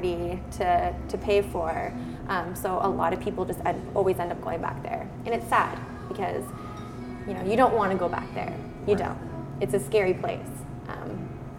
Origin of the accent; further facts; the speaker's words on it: Kingston, Ontario, Canada; now in Hamilton, Canada; Kingston, Ontario. Yep. Born and raised in wonderful limestone city